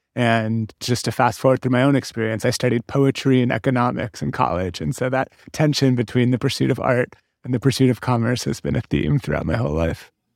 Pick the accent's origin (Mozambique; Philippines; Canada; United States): United States; San Francisco, California; I grew up in San Francisco